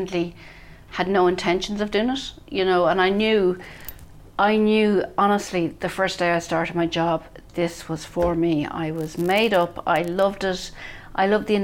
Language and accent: English; Bray, Leinster, Ireland; I grew up in Bray, County Wicklow, where I live now